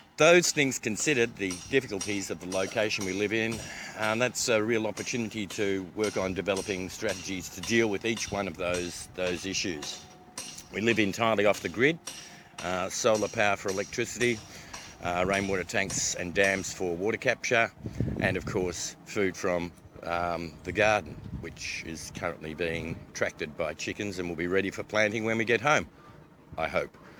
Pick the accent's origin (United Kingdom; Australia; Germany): Australia; I come from Australia